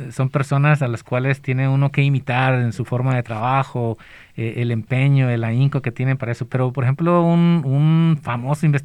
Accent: Colima, Mexico; moved away; yo soy del, estado de Colima

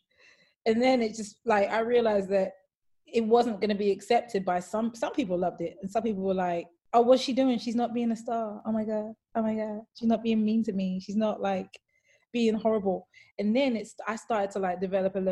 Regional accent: London, United Kingdom; growing up, like, as a Black woman in London

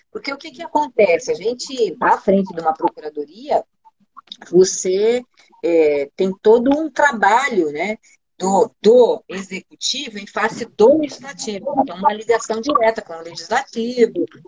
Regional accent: São Paulo, Brazil; moved away as an adult; now in Curitiba, Brazil; Eu sou de São Paulo, não sei se vocês sabem, eu nasci em São Paulo e vim pra Curitiba já com vinte anos

